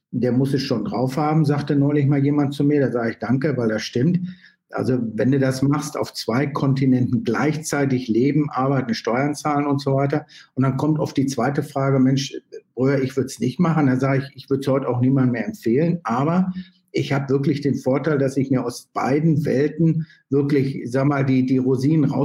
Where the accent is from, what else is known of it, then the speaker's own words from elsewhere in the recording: Germany; Naja, also ehrlich gesagt bin ich, bin ich natürlich, bin ich natürlich bin ich Deutscher und das kann man ja auch gar nicht entwurzeln.